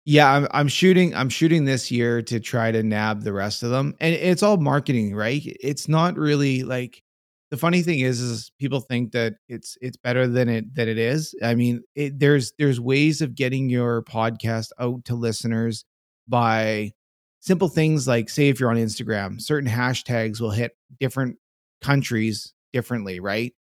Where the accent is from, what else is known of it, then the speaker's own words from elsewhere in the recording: Canada; being a Canadian